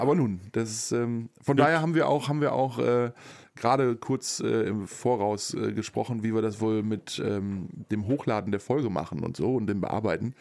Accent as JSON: {"language": "German", "country": "Germany", "said": "bei uns in Deutschland"}